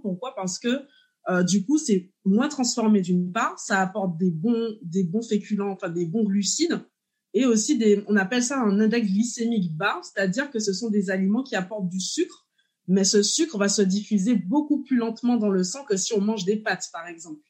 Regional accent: Martinique; je suis martiniquaise

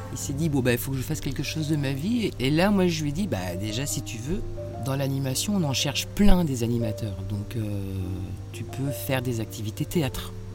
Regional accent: Étainhus, Normandy, France; moved away; also born or lived in Bordeaux area; J'ai grandi en Normandie, près du Havre, à Étainhu.

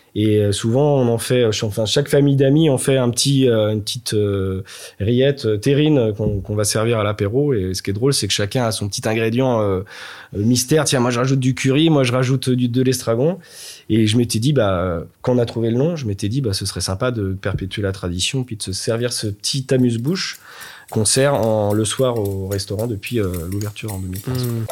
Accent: Nantes, Pays de la Loire, France; je suis nantais 100%. Euh, je suis, euh, je suis né à Nantes. J'ai fait toutes mes études à Nantes

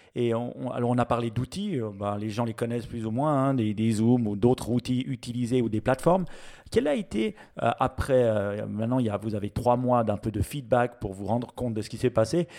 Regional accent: Switzerland; chez nous en Suisse

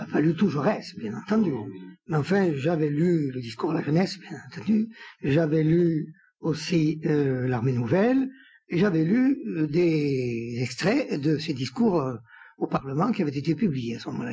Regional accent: Samatan, Occitania, France; moved away; also born or lived in Paris; je suis né à Samatan. C'est dans la, partie toulousaine du GER, orientée vers Toulouse

